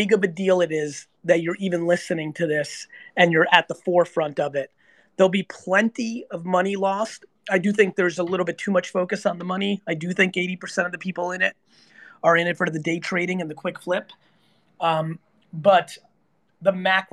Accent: New Jersey, United States; I'm 46 years old and I grew up in Jersey

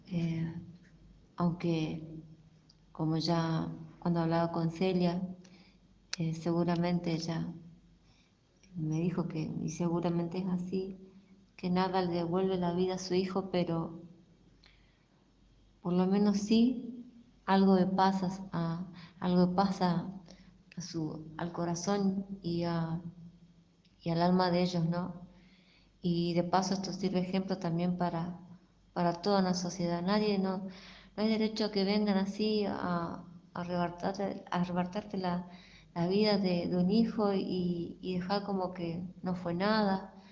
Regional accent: Villa Ángela, Chaco, Argentina; soy, soy de Villángela, Chaco

